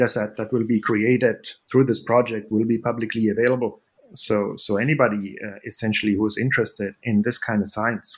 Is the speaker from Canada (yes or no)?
no; Germany; moved away as an adult; where I grew up in Germany